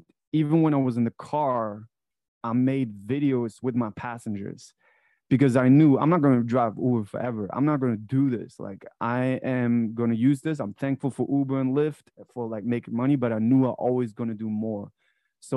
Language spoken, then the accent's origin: English; Frankfurt, Hesse, Germany; moved away as an adult; now in United States; I was born in Frankfurt, Germany. That's where I grew up.